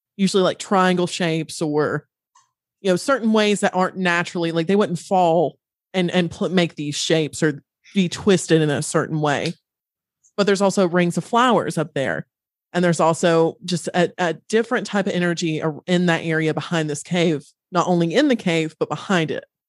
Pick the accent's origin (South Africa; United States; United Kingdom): United States; Western North Carolina; I grew up in Western North Carolina.